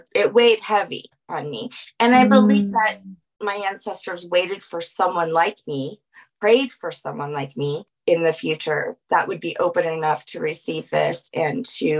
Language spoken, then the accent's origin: English; Colorado, United States; also born or lived in New Orleans, Louisiana; We're the only ones that moved this far west. So, and I'm grateful that I grew up here in Colorado.